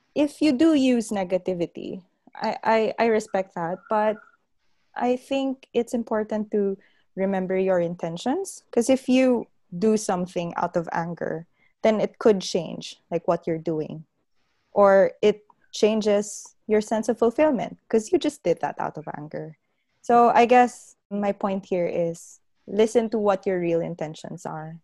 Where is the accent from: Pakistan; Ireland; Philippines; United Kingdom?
Philippines; Bacolod, Western Visayas; moved away as an adult; now in Adelaide, Australia; I grew up in Bacolod like all of you